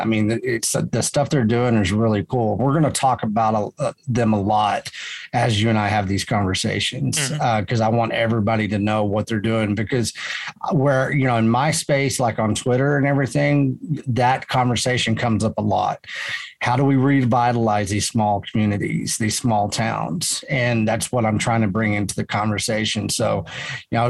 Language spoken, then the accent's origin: English; Canyon, Texas, United States; moved away as an adult; also born or lived in Austin; I loved growing up in Canyon